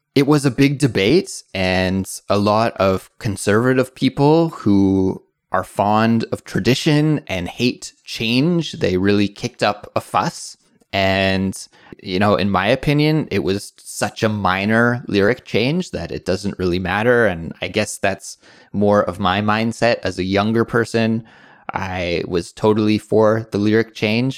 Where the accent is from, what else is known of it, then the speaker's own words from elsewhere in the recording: British Columbia, Canada; In Canada, growing up